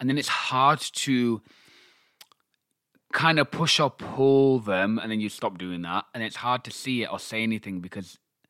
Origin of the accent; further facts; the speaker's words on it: Pakistan; I'm Pakistani.